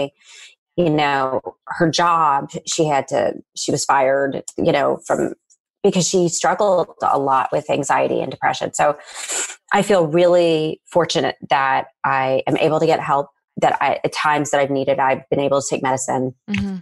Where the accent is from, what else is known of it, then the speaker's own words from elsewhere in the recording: Nashville, Tennessee, United States; I grew up in Nashville, Tennessee, which is a super normal childhood